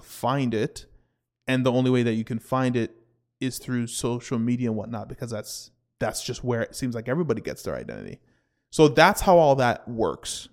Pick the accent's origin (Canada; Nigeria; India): Canada